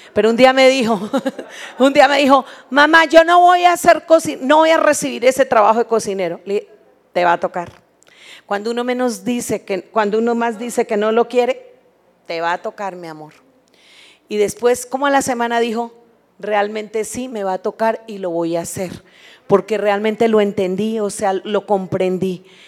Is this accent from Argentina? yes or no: no; Colombia; moved away as an adult; now in Mexico; Cuando nosotros nos vinimos de Colombia, tierra que amamos porque allá nacimos